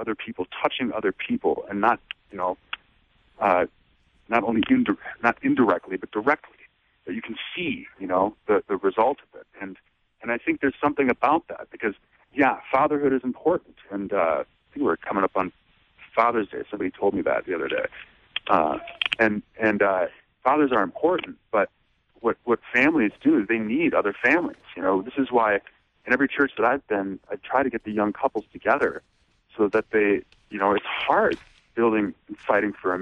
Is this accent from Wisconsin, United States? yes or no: yes; Racine, Wisconsin, United States; I grew up in Racine, Wisconsin